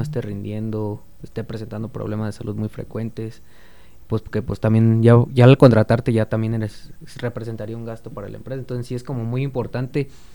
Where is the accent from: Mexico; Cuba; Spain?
Mexico; como buen mexicano